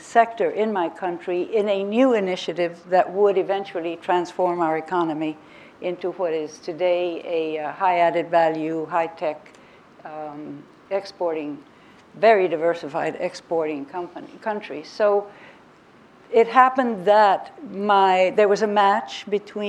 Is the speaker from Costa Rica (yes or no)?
yes; Costa Rica; also born or lived in United States; because I am half American and half Costa Rican, I'm a hybrid, my mother is American